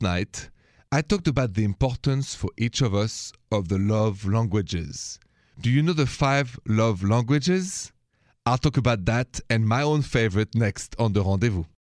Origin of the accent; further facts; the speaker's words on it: France; accent: French; My accent is French